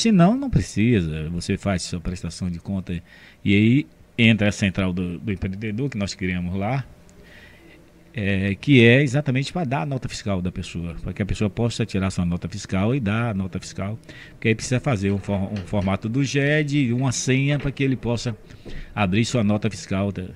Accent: Camaçari, Bahia, Brazil; eu sou de 54 e cheguei em Camaçari em 58

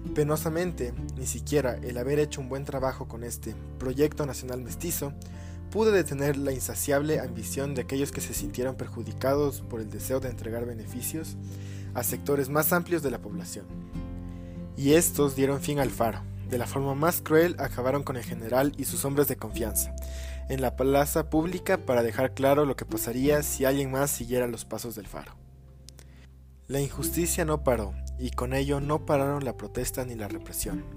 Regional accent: Ecuador; ¿qué nos define como ecuatorianos?

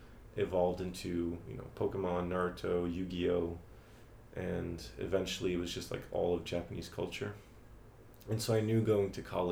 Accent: right outside of Paris, Île-de-France, France; moved away as an adult; also born or lived in United States; now in Beijing, China; I grew up in France, right outside of Paris.

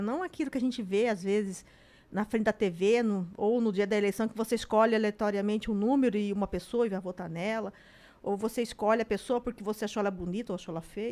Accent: Cuiabá, Mato Grosso, Brazil; eu nasci em Cuiabá

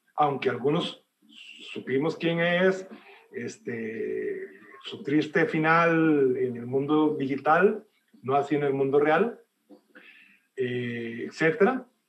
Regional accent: El Salvador; yo soy de origen salvadoreño, yo nací en Salvador

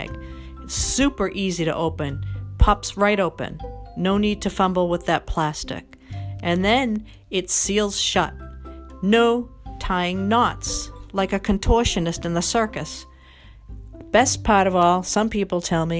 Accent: Boston, Massachusetts, United States; I'm from Boston

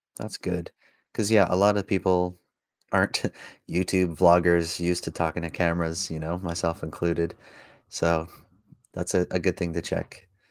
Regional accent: Langley, British Columbia, Canada; growing up in Langley

